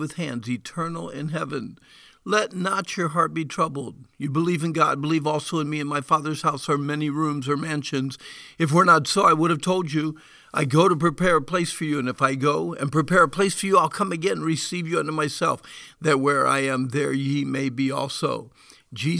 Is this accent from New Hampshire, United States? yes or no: yes; Deering, New Hampshire, United States; my first response to you would probably be Deering, New Hampshire.